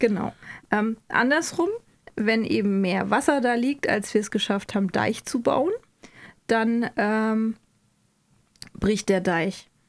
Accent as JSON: {"language": "German", "region": "Hesse", "country": "Germany", "said": "Ich bin ja auch Hesse"}